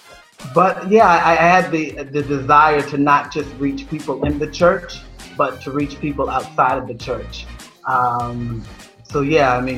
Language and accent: English; Nova Scotia, Canada; now in Toronto, Canada; I'm originally from Nova Scotia in Canada, the province of Nova Scotia